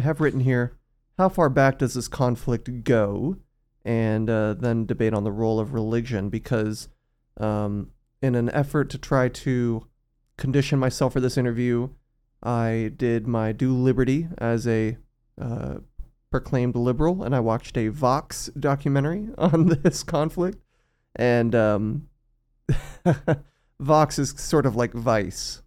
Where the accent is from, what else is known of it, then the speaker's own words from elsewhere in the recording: South Texas, United States; growing up in South Texas